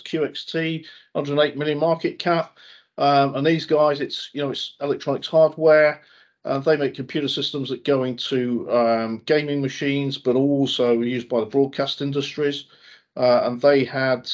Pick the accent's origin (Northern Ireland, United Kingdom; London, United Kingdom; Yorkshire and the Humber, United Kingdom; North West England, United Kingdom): North West England, United Kingdom; near Northwich; I was born near Northwich